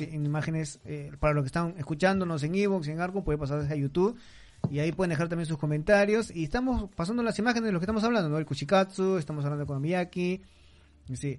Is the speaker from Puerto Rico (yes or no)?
no; Peru; now in Tokyo, Japan; me sentía como en mi país